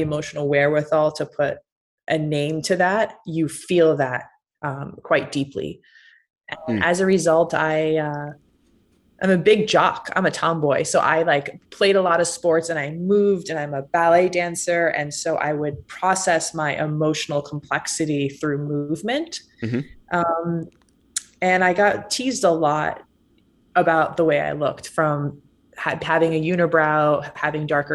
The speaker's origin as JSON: {"language": "English", "region": "Massachusetts", "country": "United States", "tie": "born or raised there", "said": "I grew up in a very small town in Massachusetts"}